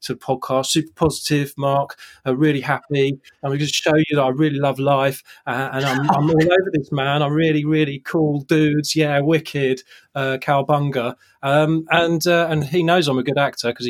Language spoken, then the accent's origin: English; Ealing, London, United Kingdom; I was born in Ealing